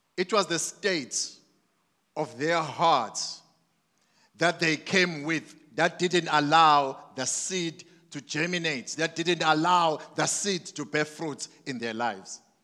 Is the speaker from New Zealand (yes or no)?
no; Mandini, KwaZulu-Natal, South Africa; I grew up in Mandini